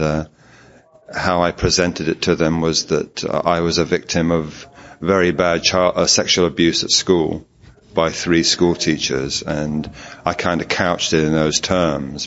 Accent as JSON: {"language": "English", "region": "London", "country": "United Kingdom", "said": "I'm from London in England"}